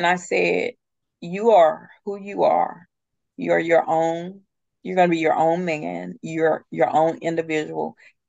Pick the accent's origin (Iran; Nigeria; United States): United States; the South; moved away as an adult; also born or lived in Atlanta; we had moved back down to the small town that I'm originally from